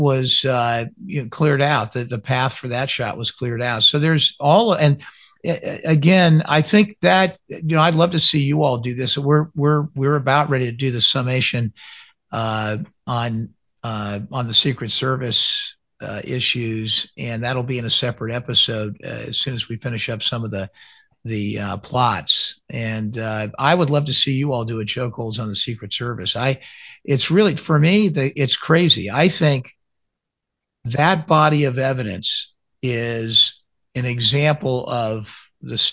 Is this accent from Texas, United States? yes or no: no; Fort Lauderdale, Florida, United States; also born or lived in the North (US) / Atlanta; I was growing up in Fort Lauderdale